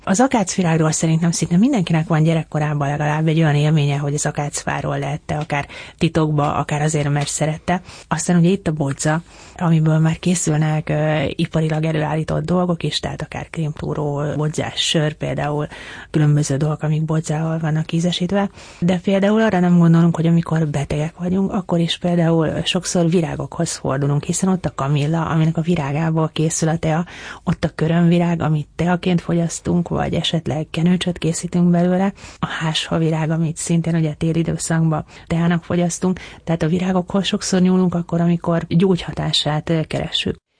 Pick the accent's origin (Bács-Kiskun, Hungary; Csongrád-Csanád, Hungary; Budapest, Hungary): Budapest, Hungary; Én ahol felnőttem, ott, ott kertészetek voltak